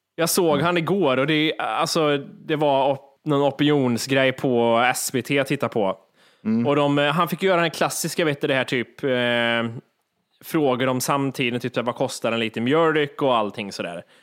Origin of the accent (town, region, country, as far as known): Sweden